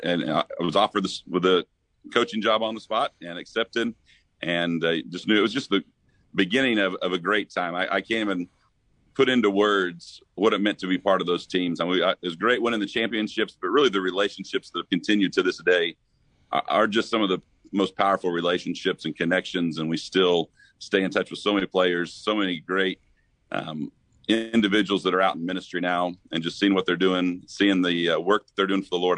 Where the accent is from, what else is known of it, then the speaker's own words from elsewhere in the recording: Missouri, United States; moved away as an adult; went back to Missouri. Ended up working with the church there back in my hometown for two years